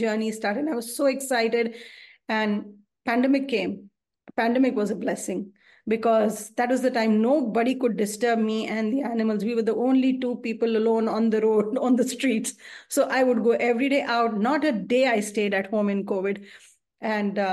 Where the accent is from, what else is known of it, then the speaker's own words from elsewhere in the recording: New Delhi, Delhi, India; I'm from India and I'm from New Delhi.